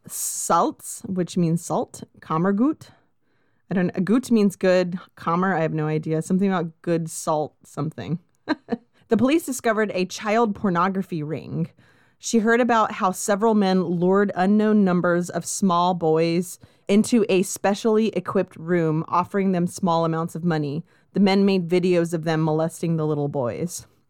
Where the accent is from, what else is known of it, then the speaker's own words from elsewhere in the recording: Southern California, United States; I grew up in Southern California